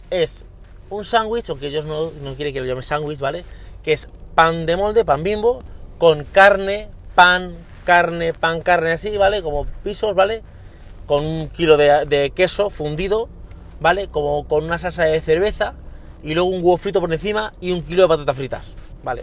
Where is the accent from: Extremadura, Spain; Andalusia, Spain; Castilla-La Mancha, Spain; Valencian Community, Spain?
Extremadura, Spain; yo eh, de pequeño, en mi pueblo, en Extremadura